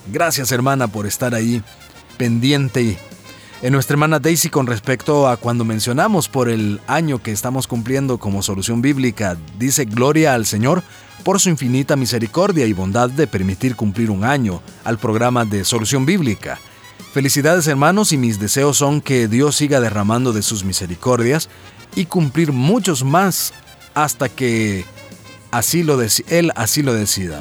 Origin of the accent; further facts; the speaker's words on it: El Salvador; como decimos en buen salvadoreño